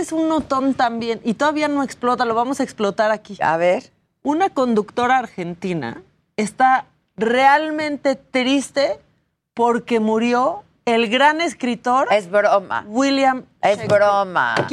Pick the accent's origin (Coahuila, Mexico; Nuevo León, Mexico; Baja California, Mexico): Baja California, Mexico; Tijuana; yo soy una orgullosa tijuanense, ¿no?